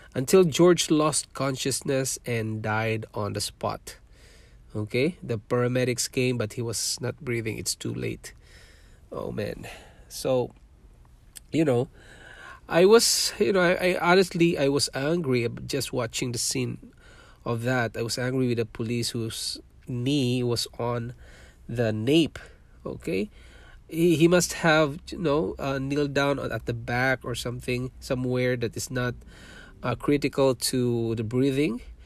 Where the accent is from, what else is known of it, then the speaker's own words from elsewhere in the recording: Mindanao, Philippines; English is a second language; moved away as an adult; also born or lived in Manila, Philippines / Singapore; now in Canada; I was born in Philippines. I'm a Filipino